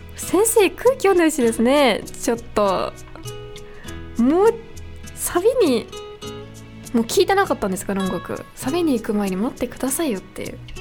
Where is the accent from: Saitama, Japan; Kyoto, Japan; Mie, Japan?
Saitama, Japan; Niiza; 地元埼玉県新座市